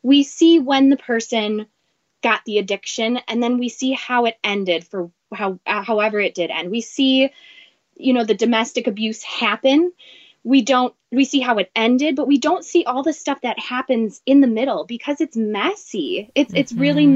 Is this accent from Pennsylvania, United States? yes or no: no; Wisconsin, United States; moved away as an adult; now in Minneapolis, United States; I grew up in Wisconsin, moved to Minneapolis about 10 years ago.